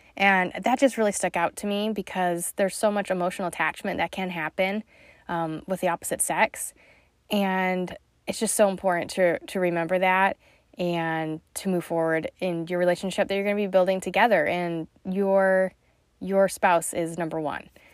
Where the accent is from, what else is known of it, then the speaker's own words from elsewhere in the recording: Utah, United States; moved away as an adult; also born or lived in Missouri; I came from Utah